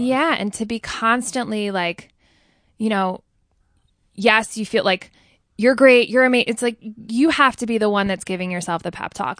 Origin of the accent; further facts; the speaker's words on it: Ridgewood, New Jersey, United States; also born or lived in Manhattan; growing up in Ridgewood, New Jer-